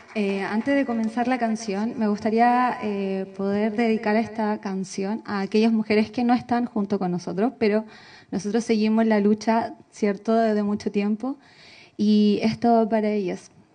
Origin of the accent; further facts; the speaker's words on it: Constitución, Maule, Chile; somos de Constitución